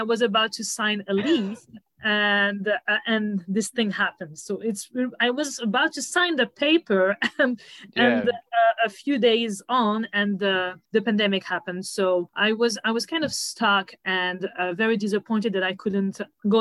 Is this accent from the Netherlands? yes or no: no; suburb of Paris, Île-de-France, France; moved away as an adult; now in New York, United States; I was born and raised in France, more specifically in the suburb of Paris